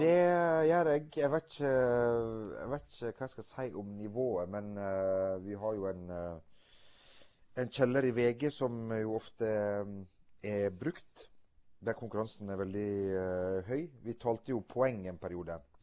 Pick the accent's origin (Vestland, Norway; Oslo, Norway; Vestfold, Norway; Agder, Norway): Vestland, Norway; Stryn; Jeg kommer fra Loen i uh, Stryn